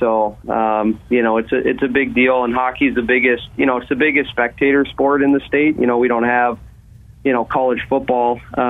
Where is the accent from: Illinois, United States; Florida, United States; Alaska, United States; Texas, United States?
Alaska, United States; Fairbanks; I grew up here in Fairbanks